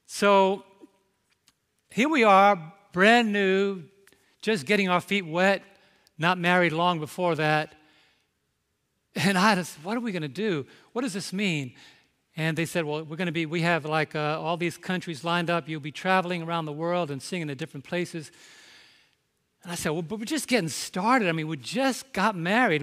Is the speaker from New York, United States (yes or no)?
yes; New York, United States; I'm from New York